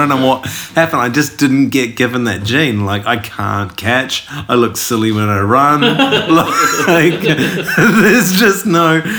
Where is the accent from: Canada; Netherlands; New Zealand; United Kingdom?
New Zealand; Nelson; I come from a small town in New Zealand called Nelson.